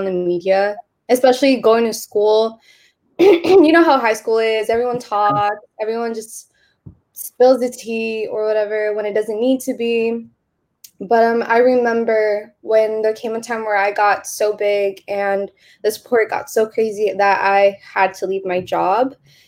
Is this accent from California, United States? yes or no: yes; Bay Area, California, United States; some ordinary girl from the Bay Area